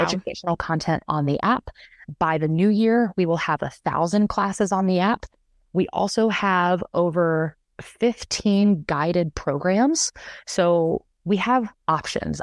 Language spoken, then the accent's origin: English; the South, United States; now in Boulder, United States; I'm from the South originally